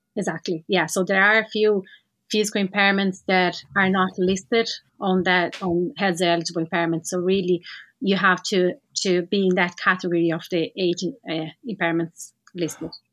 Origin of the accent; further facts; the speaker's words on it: Brazil; moved away as an adult; now in Ireland; I'm from Brazil, had my experience working with para-swimming and para-sports in general over there and relocated to Ireland